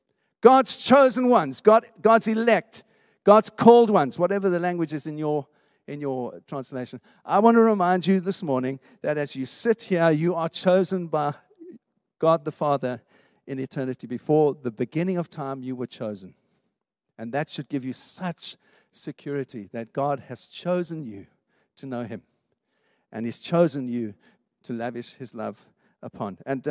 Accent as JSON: {"language": "English", "country": "South Africa", "tie": "born or raised there", "moved": "yes", "lives_now": "United Kingdom", "said": "When I grew up in South Africa, I never felt like I belonged there. Never. I'm not being unpatriotic. I just never felt it was my home. And you know what? I've been living here in the UK for 20 years"}